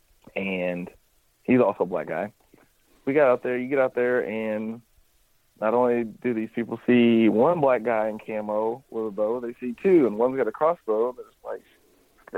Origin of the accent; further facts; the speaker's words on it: Missouri, United States; also born or lived in Kentucky; grew up in Missouri